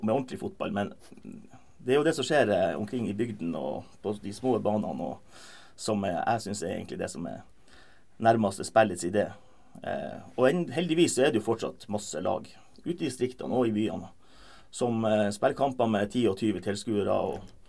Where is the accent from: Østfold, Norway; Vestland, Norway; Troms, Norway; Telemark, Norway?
Troms, Norway; Lakselbukt, Ullsfjord; hjembygda mi, Ulsfjord fra Lakselbukt